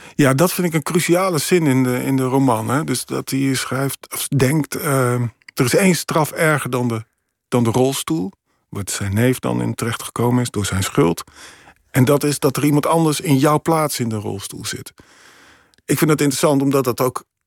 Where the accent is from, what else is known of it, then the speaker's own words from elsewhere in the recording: Emmen, Drenthe, Netherlands; moved away; in mijn eigen straat in Emmen, waar ik ben opgegroeid